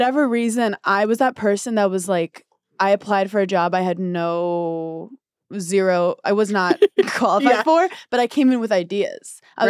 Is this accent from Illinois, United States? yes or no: no; New York, United States; One, I don't have a driver's license because I'm from New York and I'm really bad driving.